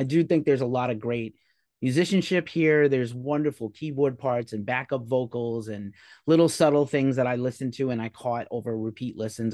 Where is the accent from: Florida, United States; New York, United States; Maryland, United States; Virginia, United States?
New York, United States; now in California, United States; I'm from New York originally, so, and I'm, I live in California now